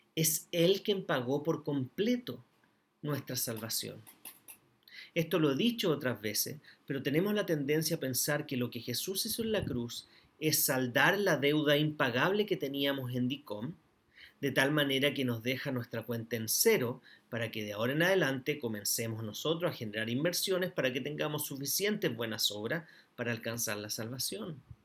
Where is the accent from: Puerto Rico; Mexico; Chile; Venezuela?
Chile; also born or lived in Antofagasta; como chilenos